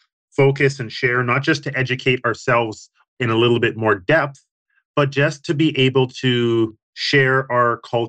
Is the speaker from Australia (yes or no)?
no; Winnipeg, Manitoba, Canada; growing up in Winnipeg as a young man